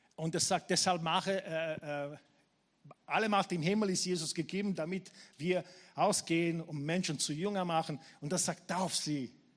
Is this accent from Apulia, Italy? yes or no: yes; Taranto, Apulia, Italy; now in Vienna, Austria; meine Gemeinde in Tarent, wo ich aufgewachsen bin